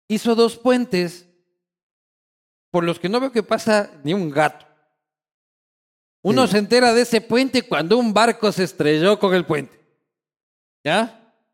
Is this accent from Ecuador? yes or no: yes; Quito, Pichincha, Ecuador; Hermano, yo vengo de Quito.